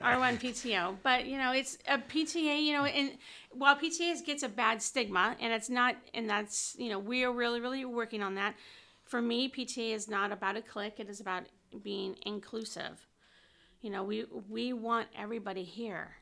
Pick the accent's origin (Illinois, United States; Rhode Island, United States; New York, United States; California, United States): California, United States; Whittier; I grew up in Whittier